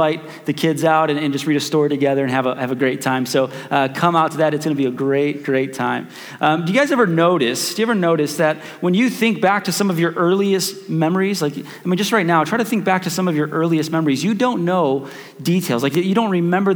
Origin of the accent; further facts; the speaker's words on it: Chicago, Illinois, United States; we grew up in Chicago